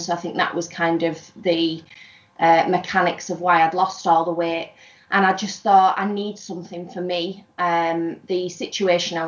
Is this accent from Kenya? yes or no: no; near Scarborough, Yorkshire and the Humber, United Kingdom; I am from North Yorkshire, somewhere near Scarborough.